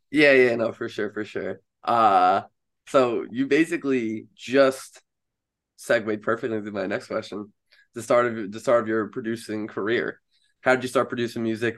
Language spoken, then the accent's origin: English; Long Island, New York, United States; I'm from Long Island in New York here